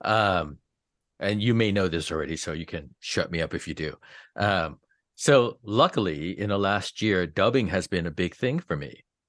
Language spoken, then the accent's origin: English; East Coast, United States; now in Los Angeles, United States; I grew up on the East Coast